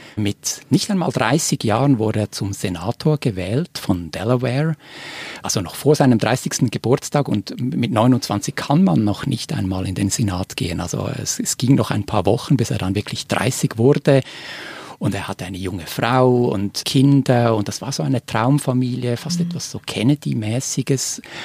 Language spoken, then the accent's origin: German; Switzerland; als Schweizer